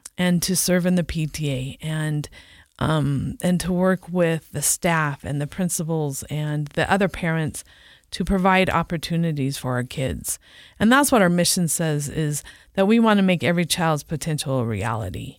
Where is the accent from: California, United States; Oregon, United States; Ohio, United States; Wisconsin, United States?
California, United States; San Diego; moved away as an adult; now in Utah, United States; I grew up in San Diego, California